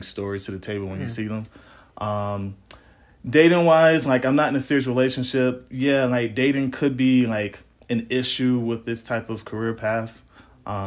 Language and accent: English; New Jersey, United States; moved away; also born or lived in Atlanta, Georgia; I'm originally from Jersey, but I moved out here for a job.